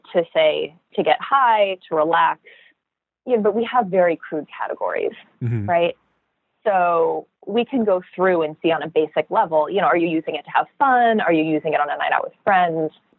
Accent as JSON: {"language": "English", "region": "California", "country": "United States", "said": "I'm from California"}